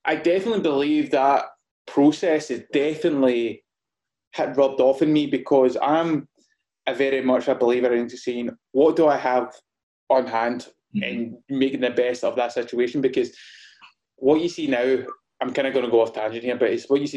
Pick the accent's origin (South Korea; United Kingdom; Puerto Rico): United Kingdom; Gourock, Scotland; moved away as an adult; also born or lived in London; so I'm based in a place called Gourock in Scotland. So it's about 45 minutes away from Glasgow. It's a little beautiful coastal town, and I kind of grew up around here